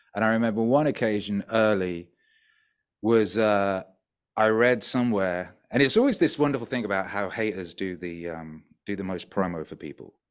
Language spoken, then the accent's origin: English; North Wales, United Kingdom; also born or lived in West Bromwich, England; now in Mexico; I was born in the middle of the U K in the industrial wasteland of West Bromwich, uh, which is, yeah, it's an industrial wasteland. And then when I was, like, two, three, we moved to North Wales.